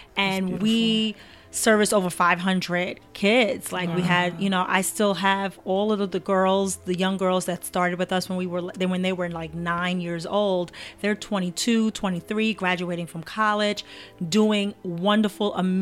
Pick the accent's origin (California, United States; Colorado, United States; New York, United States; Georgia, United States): New York, United States; New York City; I am born in Brooklyn. Brooklyn born and bred.